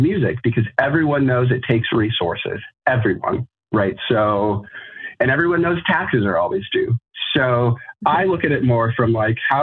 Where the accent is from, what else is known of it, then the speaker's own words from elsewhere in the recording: Colorado, United States; now in Chicago, United States; I'm originally from Colorado.